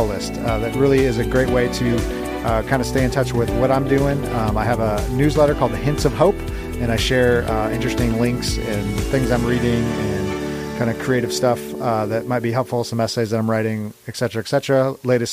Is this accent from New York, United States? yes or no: no; California, United States; moved away; I'm originally from California